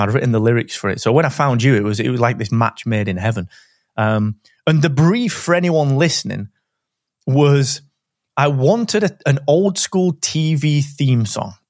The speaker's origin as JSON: {"language": "English", "town": "Barnsley", "region": "Yorkshire and the Humber", "country": "United Kingdom", "accent": "Barnsley", "said": "we're both from Barnsley"}